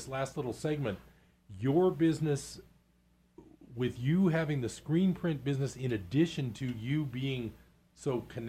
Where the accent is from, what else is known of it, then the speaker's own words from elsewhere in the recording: Bay Area, California, United States; moved away as an adult; now in Chico, United States; I grew up in the Bay Area, but I came up here for college, and I left for a little while because I had to economically, but I basically didn't leave much at all. And now that I count up my years, I've been in Chico a lot longer than I was anywhere else.